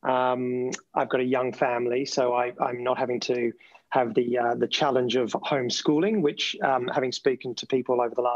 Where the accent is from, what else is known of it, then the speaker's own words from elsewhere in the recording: Melbourne, Victoria, Australia; accent: Australian; now in United Kingdom; the tip of the peninsula just outside of Melbourne, which is where I came from and where my family still is.